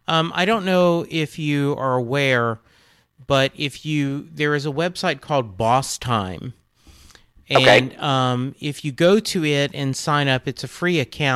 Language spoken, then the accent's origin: English; Louisiana, United States; now in Dallas, United States; Because I grew up in Louisiana, but moved here in 86.